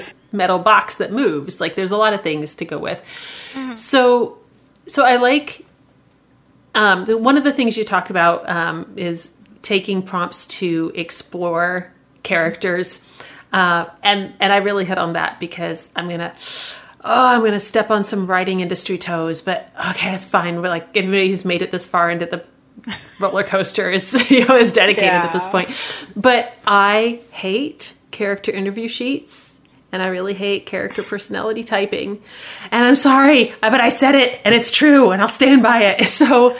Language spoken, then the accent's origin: English; Midwest, United States; I'm from the Midwest